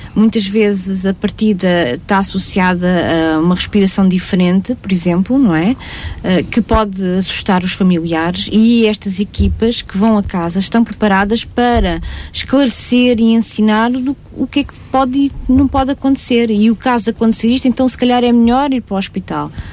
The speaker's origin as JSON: {"language": "Portuguese", "region": "Castelo Branco", "country": "Portugal", "said": "eu sou de Castelo Branco, de uma terrinha lá muito escondidinha de Castelo Branco"}